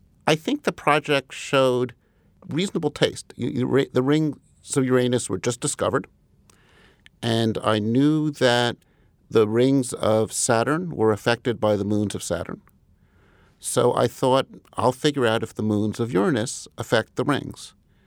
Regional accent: Commack, New York, United States; I grew up in Commack initially, which is one part of Huntington.

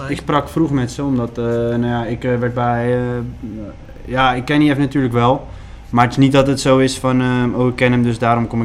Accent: West Netherlands, Netherlands; ik kom uit het Westen, het is niet dat ik uit Maastricht kom of iets anders.

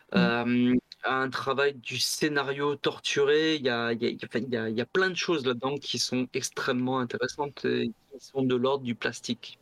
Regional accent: Bagnols-sur-Cèze, Occitania, France; also born or lived in Le Mans; je suis arrivé dans la région de bagnols sur 16, je devais avoir deux ans

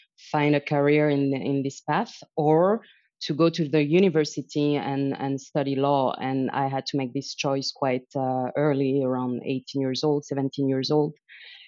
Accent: Paris, Île-de-France, France; moved away as an adult; also born or lived in Helsinki, Finland / Shanghai, China / Zurich, Switzerland; I'm originally from Paris, so I believe I can call myself lucky. I was born and raised there

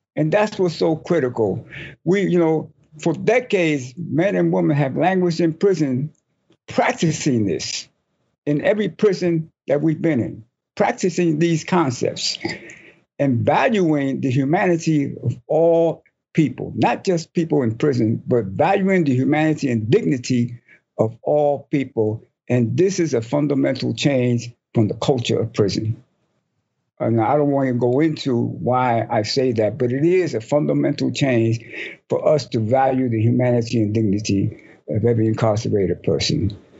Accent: New York City, New York, United States; I grew up in Spanish Harlem

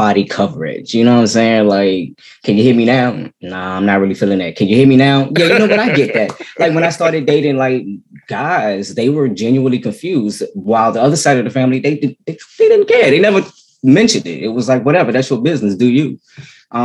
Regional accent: Maryland, United States; also born or lived in Washington, D.C. / Virginia; I'm actually from Maryland. I was born in D.C.

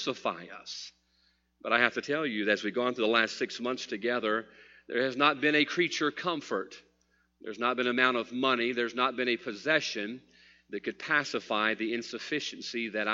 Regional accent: United States; I'm an American

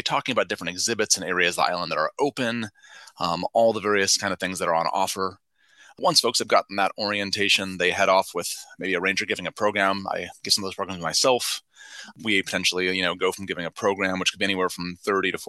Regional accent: Bay Area, California, United States; I grew up in the Bay Area, wanted to stay close to family and friends at the time

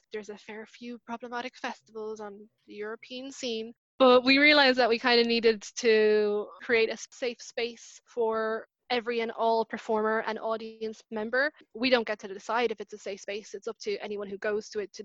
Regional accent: Cork, Munster, Ireland; I was born in Cork

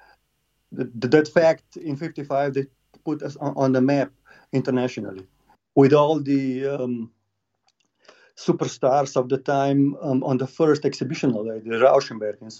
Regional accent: Slovenia; I'm from Slovenia

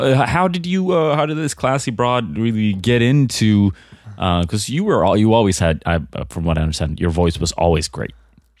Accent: Sweden; English is a second language; I guess I'm from Sweden, you know? I'm more like a snowboarding type person.

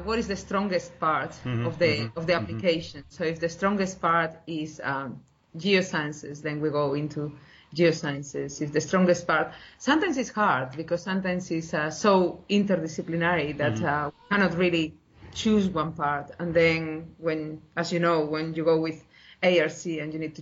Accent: Spain; moved away as an adult; also born or lived in Portugal; now in Sydney, Australia; originally from Spain and I did my PhD in Portugal

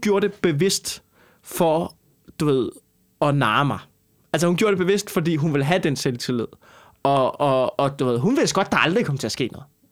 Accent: Skanderborg, Central Denmark Region, Denmark; jeg kommer fra Skanderborg.

